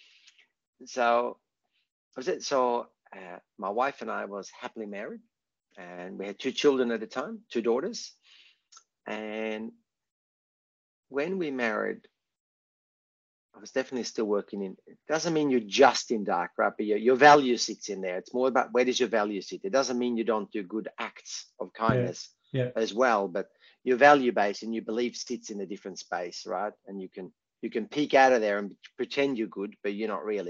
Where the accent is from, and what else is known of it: Sweden; moved away as an adult; now in Australia